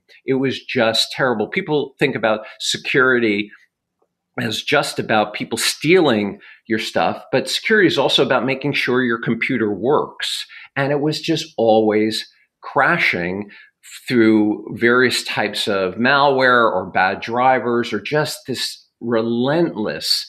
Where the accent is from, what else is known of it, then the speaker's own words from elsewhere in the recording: United States; as Americans